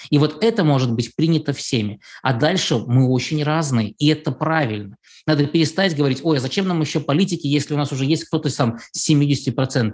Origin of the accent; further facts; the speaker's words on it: Belarus